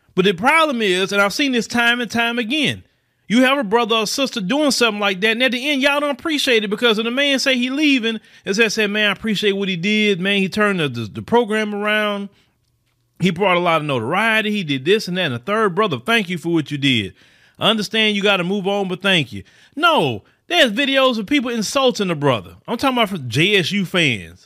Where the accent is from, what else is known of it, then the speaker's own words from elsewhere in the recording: Port Arthur, Texas, United States; now in Houston, United States; I was born right here in the United States of America. Born right in Port Arthur, Texas, originally. You know, I stay in Houston